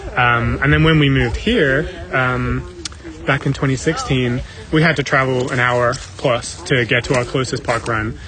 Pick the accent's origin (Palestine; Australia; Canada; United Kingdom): United Kingdom; England; moved away as an adult; also born or lived in South Africa; now in Ohio, United States; I'm originally from England, so when I moved back to England